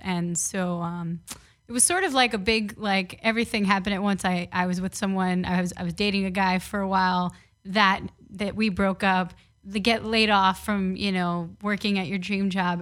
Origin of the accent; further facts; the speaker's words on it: New York City, New York, United States; moved away as an adult; also born or lived in Syracuse, New York / Los Angeles; I grew up playing baseball in the Bronx